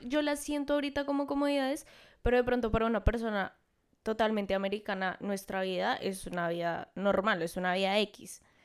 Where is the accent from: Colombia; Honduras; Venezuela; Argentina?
Colombia; moved away as an adult; now in Miami, United States; vamos a hablar de nuestras experiencias como colombianas